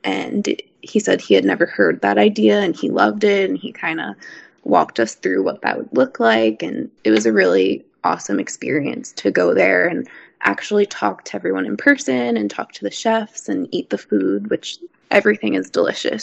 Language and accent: English; New York, United States; I'm from New York